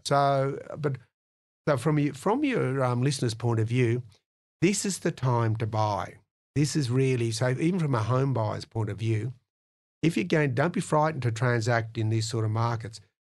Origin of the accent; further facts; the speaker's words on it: Penrith, New South Wales, Australia; I came from Penrith